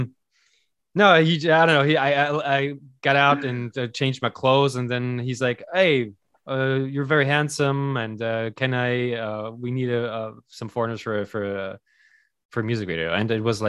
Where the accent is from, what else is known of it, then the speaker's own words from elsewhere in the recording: Germany; moved away; growing up in Germany